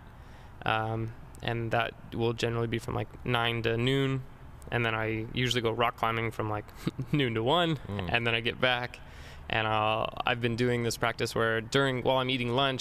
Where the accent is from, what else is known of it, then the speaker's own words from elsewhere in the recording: Riverside, California, United States; I'm from Riverside